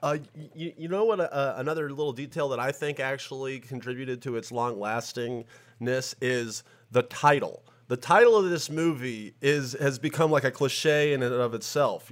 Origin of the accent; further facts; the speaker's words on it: Tennessee, United States; I'm from Tennessee